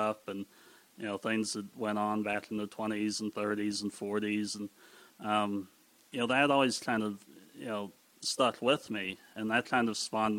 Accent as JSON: {"language": "English", "town": "White Oak", "region": "Pennsylvania", "country": "United States", "tie": "born or raised there", "also_born_or_lived": "Pittsburgh", "said": "we were born in Pittsburgh, but we were raised in White Oak all of our lives"}